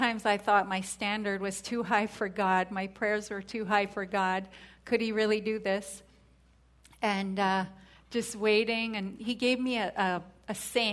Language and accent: English; Canada; moved away; I'm from Canada